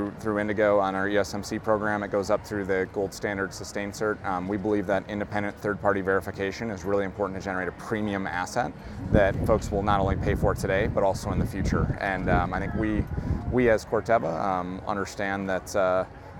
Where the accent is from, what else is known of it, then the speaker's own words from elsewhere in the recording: North Dakota, United States; moved away; I'm from North Dakota originally